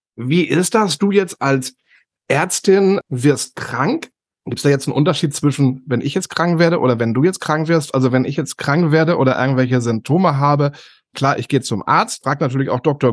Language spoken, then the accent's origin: German; Northern Germany, Germany; Bei uns im Norden